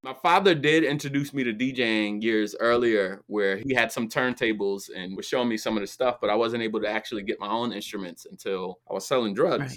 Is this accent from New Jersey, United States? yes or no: yes; New Jersey, United States; where I grew up in New Jersey